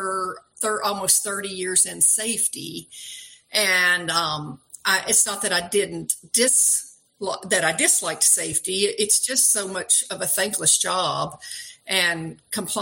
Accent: outside of Nashville, Tennessee, United States; moved away as an adult; also born or lived in New Mexico / Washington State; I grew up outside of Nashville

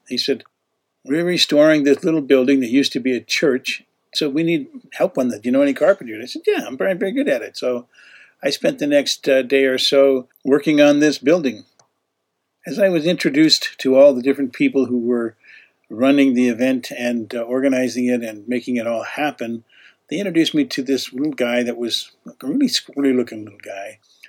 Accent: Canada; also born or lived in Utah; now in United States; And even though I was from Utah, and I told him, I said, hey, originally I'm from Canada.

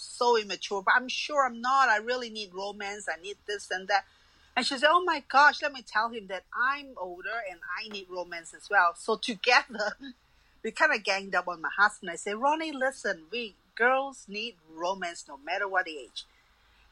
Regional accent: Malaysia; moved away; I'm from Malaysia

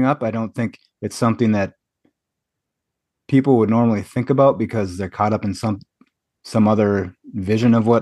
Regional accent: Michigan, United States; now in Appleton, United States; I was born and raised in Michigan, but now I live in Wisconsin, the Appleton area

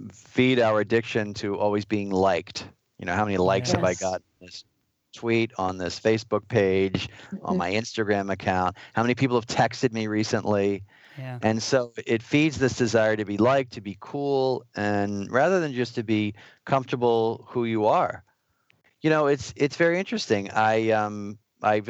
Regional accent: New York, United States; As a New Yorker

